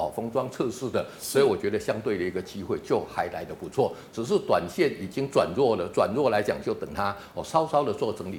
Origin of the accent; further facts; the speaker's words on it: Taiwan; 因为我们台湾人毕竟来讲，对中小型股的一个接受程度是比较高的